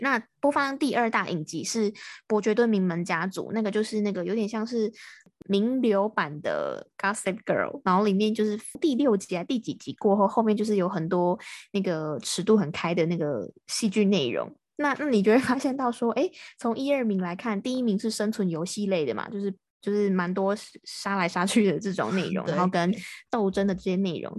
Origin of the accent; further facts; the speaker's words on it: Taiwan; 我是台湾的